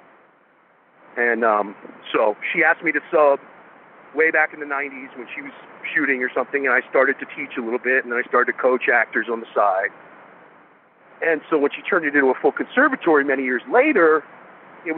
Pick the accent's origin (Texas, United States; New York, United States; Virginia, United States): New York, United States; New York City; moved away; also born or lived in Los Angeles, California; we moved from Queens to Manhattan